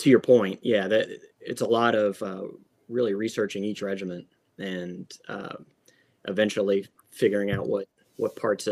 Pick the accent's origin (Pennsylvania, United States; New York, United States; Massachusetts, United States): Pennsylvania, United States; Franklin County; I'm from originally from Franklin County, PA, kind of surrounded by a lot of this history